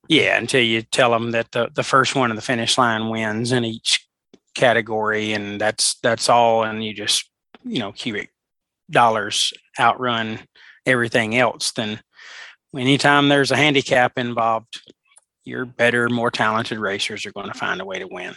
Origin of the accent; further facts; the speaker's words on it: Alabama, United States; my home state of Alabama